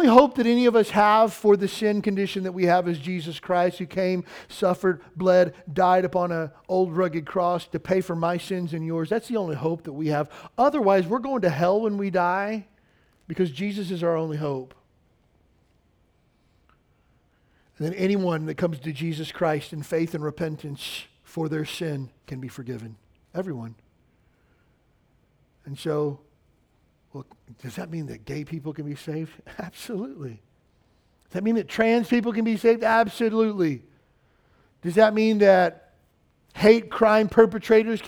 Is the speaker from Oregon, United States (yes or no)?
no; Kentucky, United States; I grew up in the South, which is, you know, the middle of the Bible Belt in Kentucky